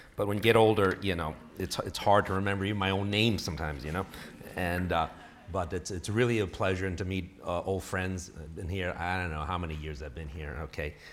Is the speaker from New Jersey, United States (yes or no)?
no; New York City, New York, United States; moved away as an adult; also born or lived in Texas / Illinois; now in Bay Area, California, United States; I was born and raised in New York City